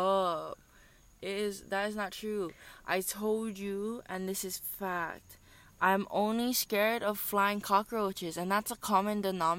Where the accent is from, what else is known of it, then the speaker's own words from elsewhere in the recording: Hauula, Hawaii, United States; They don't know that I'm from Haula. They don't know my roots.